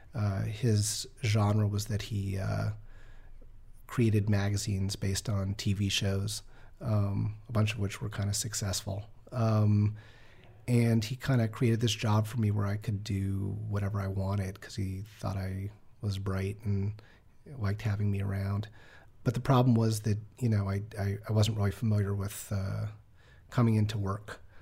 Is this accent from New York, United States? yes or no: yes; New York, United States; I grew up in New York